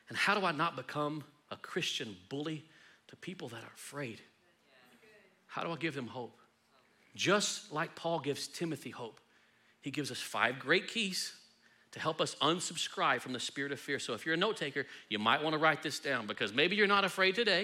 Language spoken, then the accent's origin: English; Texas, United States; I love being Texan